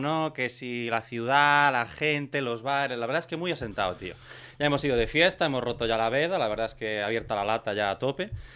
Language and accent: Spanish; Brión, Galicia, Spain; now in Catalonia, Spain; en mi pueblo, en Brión, la última vez que fui a Brión